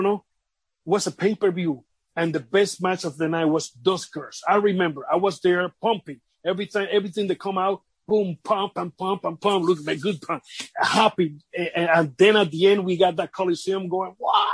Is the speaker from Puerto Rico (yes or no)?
yes; Vega Alta, Puerto Rico; I work by that time with the government in my hometown, Vega Alta, Puerto Rico.